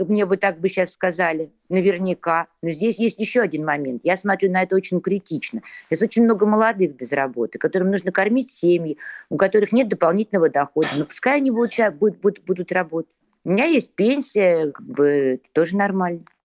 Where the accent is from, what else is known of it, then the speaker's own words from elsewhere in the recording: Saint Petersburg, Russia; мне 57 лет, и я из Санкт-Петербурга